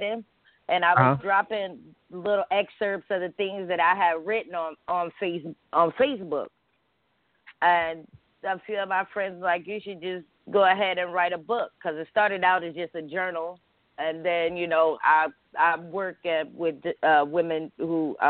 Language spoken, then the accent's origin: English; Houston, Texas, United States; moved away as an adult; now in Atlanta, United States; I'm a DJ from Houston, and I moved to Atlanta in 2014